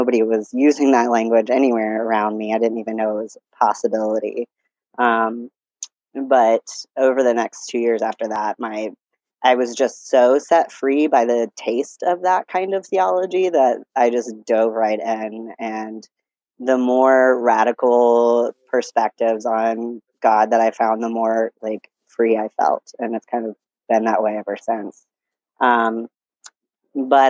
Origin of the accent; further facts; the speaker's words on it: Pensacola, Florida, United States; I grew up in Pensacola, Florida, all the way through college